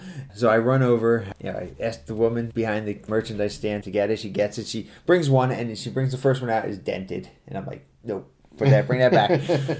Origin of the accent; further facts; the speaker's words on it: United States; I'm from the States.